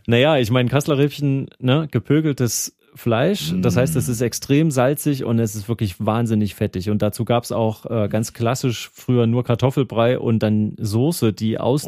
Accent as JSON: {"language": "German", "region": "Thuringia", "country": "Germany", "said": "ich komme aus Thüringen"}